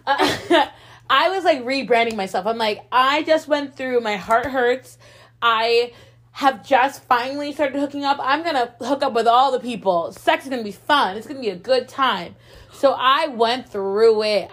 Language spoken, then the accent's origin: English; Connecticut, United States; I'm from Connecticut